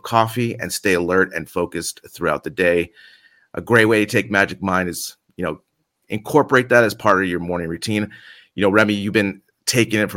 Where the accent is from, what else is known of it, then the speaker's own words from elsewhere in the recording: San Francisco, California, United States; now in Madrid, Spain; I'm from San Francisco